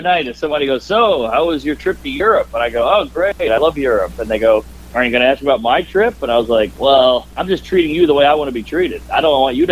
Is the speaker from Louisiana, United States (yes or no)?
yes; New Orleans, Louisiana, United States; moved away as an adult; now in New York, United States; I grew up in the central city of New Orleans